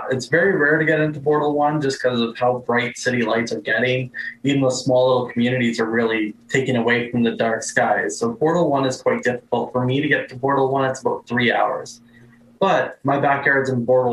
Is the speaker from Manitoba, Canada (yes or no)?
yes; Brandon, Manitoba, Canada; in Brandon, like my hometown